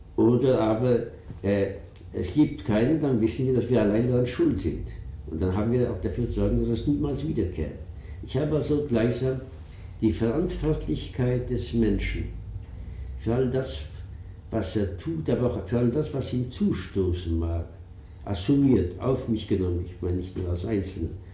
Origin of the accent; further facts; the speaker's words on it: Vienna, Austria; moved away; also born or lived in Zabolotiv, Ukraine; wir Juden waren Österreicher